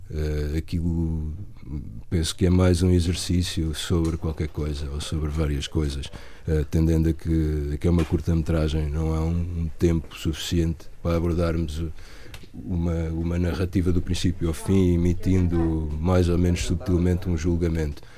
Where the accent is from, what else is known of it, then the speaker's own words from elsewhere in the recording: Portugal; moved away; also born or lived in Lisbon; nasci em Corus, que é meio rural, e já vivi bastantes anos em Lisboa